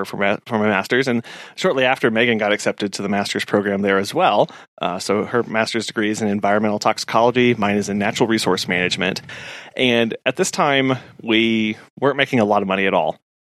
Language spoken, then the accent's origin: English; Springfield, Missouri, United States; We both grew up in Missouri. I grew up near Springfield, Missouri.